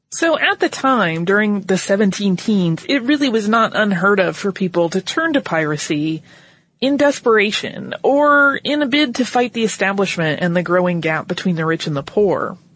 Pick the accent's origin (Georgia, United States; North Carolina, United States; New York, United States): North Carolina, United States; because I grew up in North Carolina.